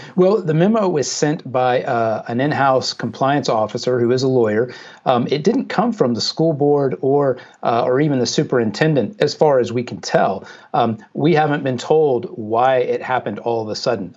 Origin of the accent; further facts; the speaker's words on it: Jacksonville, Florida, United States; in Jacksonville, which is Jacksonville, Florida, which is my hometown